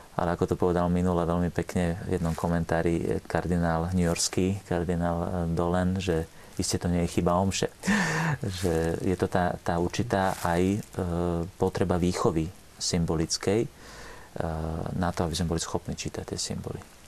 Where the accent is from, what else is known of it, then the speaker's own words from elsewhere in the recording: Trnava, Trnava Region, Slovakia; u nás v Trnave, máme taký rečitý spôsob